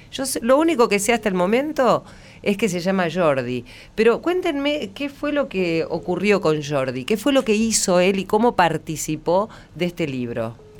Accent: Argentina; yo solamente hablo eh, como argentina

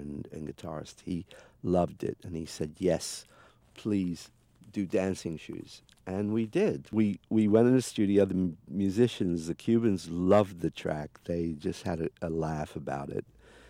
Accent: England, United Kingdom; I listened to the … because, you know, I come from England

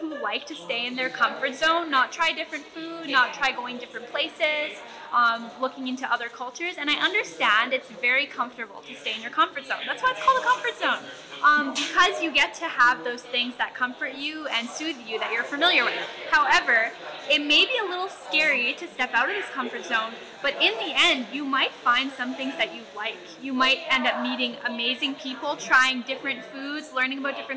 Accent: Winnipeg, Manitoba, Canada; My family is from Ebb and Flow First Nation, but I was born in Winnipeg

